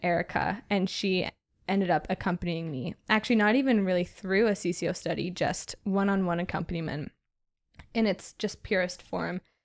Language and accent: English; Southwestern Ontario, Canada; also born or lived in Halifax; I'm from Southwestern Ontario